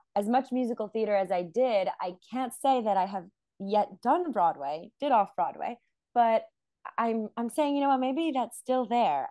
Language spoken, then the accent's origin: English; Montreal, Quebec, Canada; moved away as an adult; also born or lived in New York City; now in Israel; I was born in Montreal